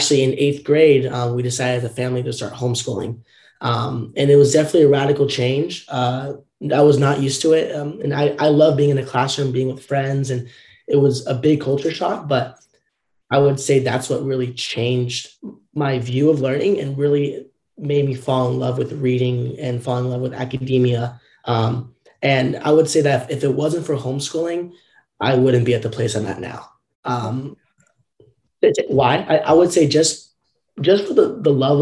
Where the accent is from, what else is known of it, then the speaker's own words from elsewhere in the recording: Southern Orange County, California, United States; growing up in Southern Orange County, California, I was always in the public school system